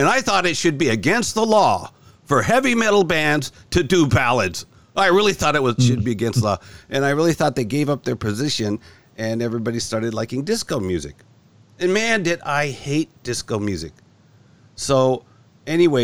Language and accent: English; California, United States; moved away as an adult; now in Tokyo, Japan; I was born in California. Moved back to California, I think in the 1970 or so